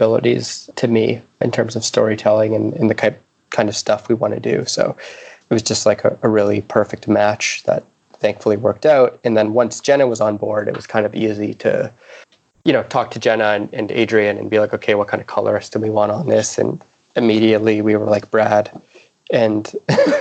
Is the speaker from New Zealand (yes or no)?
no; East Coast of Canada, Atlantic Canada, Canada; moved away as an adult; now in Vancouver, Canada; I'm from the East Coast of Canada